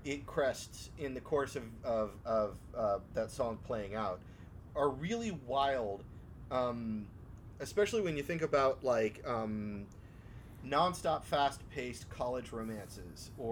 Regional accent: DC area, United States; we're all trained around here growing up in Northern Virginia, Southern Maryland, the DC area

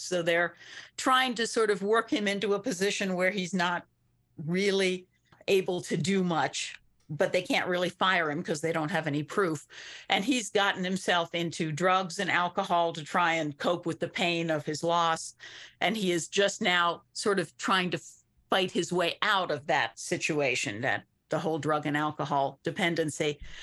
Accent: Lancaster County, Pennsylvania, United States; moved away; Where I grew up, I grew up in Lancaster County in Pennsylvania

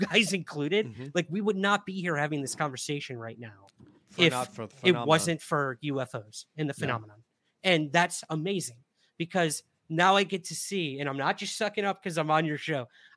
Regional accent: Syracuse, New York, United States; my hometown of Syracuse, New York

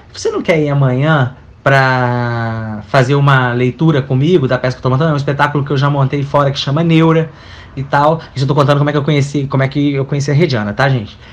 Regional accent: Minas Gerais, Brazil; now in Rio de Janeiro, Brazil; sou mineiro, já moro no Rio há um tempinho

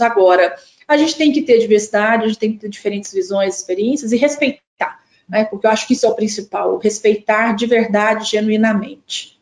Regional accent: southern Minas Gerais, Brazil; accent: mineiro; moved away as an adult; also born or lived in Ouro Preto, Brazil; now in Brasília, Brazil; Sou mineira, né? Vocês vão perceber logo pelo meu sotaque. Moro em Brasília há 22 anos, mas ainda não perdi a, o, o sotaque mineiro. E nasci no sul de Minas

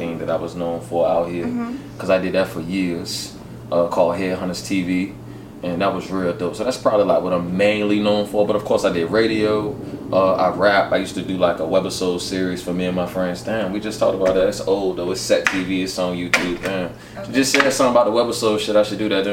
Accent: Norfolk, Virginia, United States; I'm from Norfolk City, born and raised

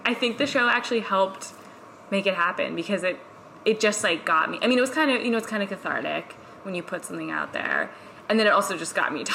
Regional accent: New York City, New York, United States; I come from New York City

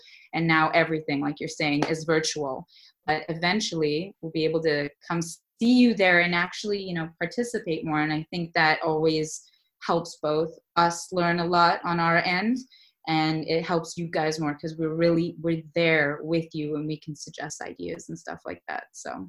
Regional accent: Saudi Arabia; also born or lived in Los Angeles, United States; I grew up in the Middle East in Saudi Arabia, And then I went to college and my career and my business in Los Angeles, California.

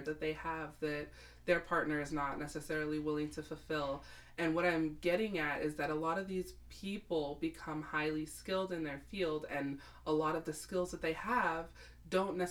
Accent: United States; my experience as an American

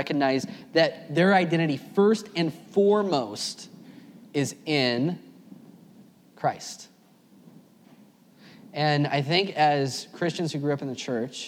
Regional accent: Tracy, California, United States; I taught fifth grade at a private school in Tracy, California, my hometown

